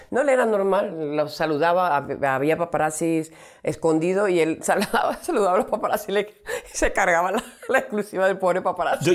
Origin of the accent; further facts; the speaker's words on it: Venezuela; soy venezolana